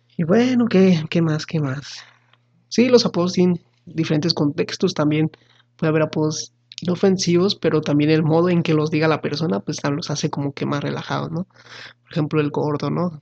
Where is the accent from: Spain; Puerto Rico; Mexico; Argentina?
Mexico; como buenos mexicanos